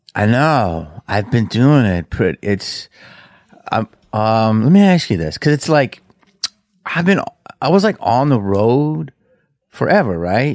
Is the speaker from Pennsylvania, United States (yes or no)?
yes; Philadelphia, Pennsylvania, United States; we're from Philly